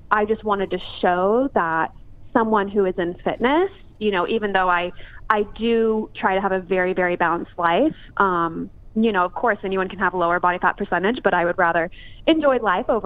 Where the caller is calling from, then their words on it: Los Angeles, California, United States; Uh, Los Angeles.